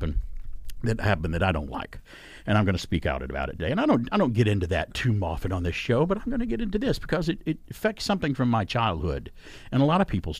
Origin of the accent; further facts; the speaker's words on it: Alabama, United States; I grew up in Alabama